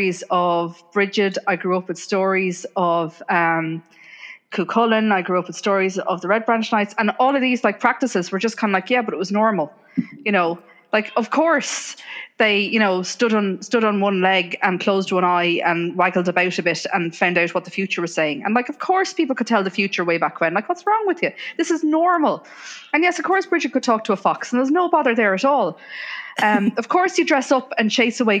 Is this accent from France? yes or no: no; Ireland; moved away as an adult; also born or lived in England; I grew up in Ireland, but I moved to England when I was 22 for work.